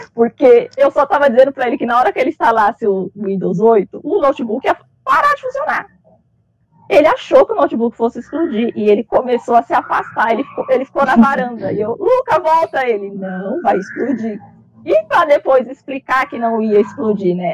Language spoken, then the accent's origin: Portuguese; Brazil; eu sou brasileira